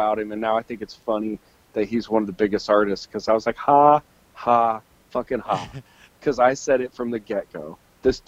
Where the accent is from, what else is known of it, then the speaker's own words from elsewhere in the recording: Illinois, United States; I just skated in Illinois